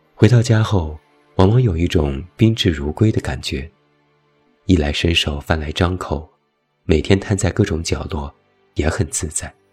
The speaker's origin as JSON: {"language": "Chinese", "country": "China", "said": "我们中国人"}